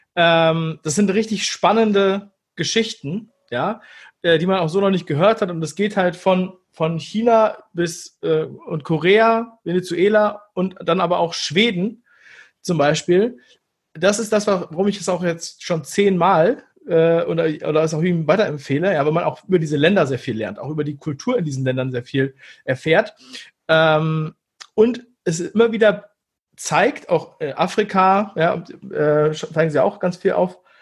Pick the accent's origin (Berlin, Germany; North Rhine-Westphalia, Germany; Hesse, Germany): Berlin, Germany; moved away; also born or lived in Hamburg; ich bin aus Ostberlin